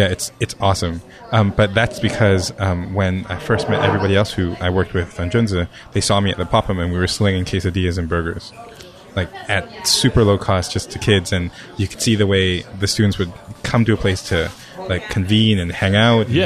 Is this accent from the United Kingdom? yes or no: no; Hong Kong; moved away; also born or lived in Japan; I'm a kid from Hong Kong